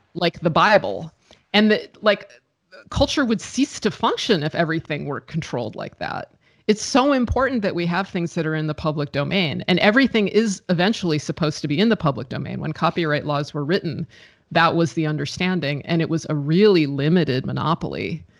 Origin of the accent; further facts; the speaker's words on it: United States; I'm American